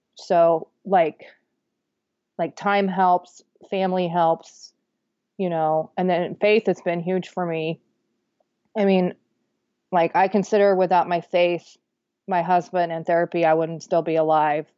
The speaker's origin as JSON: {"language": "English", "town": "Wichita", "region": "Kansas", "country": "United States", "tie": "born or raised there", "moved": "yes", "said": "my Wichita Eagle newspaper, my hometown paper"}